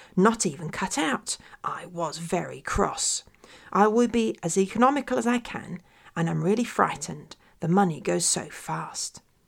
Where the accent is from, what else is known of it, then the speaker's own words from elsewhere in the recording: London, United Kingdom; I grew up in London